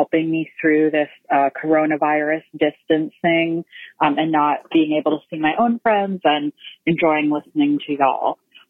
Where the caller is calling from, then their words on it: Memphis, Tennessee, United States; I'm calling from Memphis.